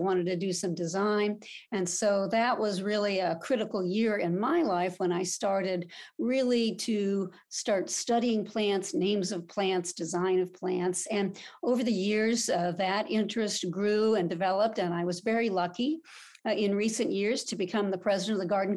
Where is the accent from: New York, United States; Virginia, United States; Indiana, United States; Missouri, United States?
Indiana, United States; the Midwest, just north of Indianapolis, United States; I grew up in the Midwest, just north of Indianapolis, which was really almost rural in those days